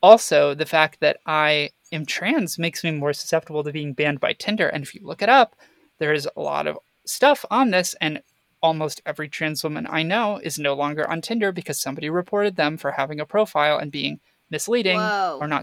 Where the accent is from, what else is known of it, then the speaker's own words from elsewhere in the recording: Florida, United States; I grew up in Florida.